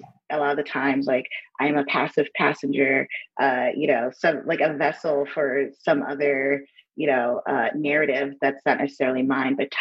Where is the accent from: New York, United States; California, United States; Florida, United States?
New York, United States; New York City; moved away as an adult; now in Hudson, United States; I grew up in New York City